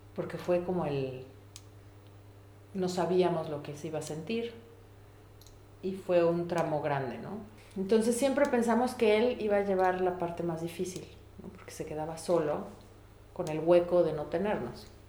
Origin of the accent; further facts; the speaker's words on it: Mexico; moved away as an adult; now in Germany; Yo me vine de México a vivir a un lugar que nunca había estado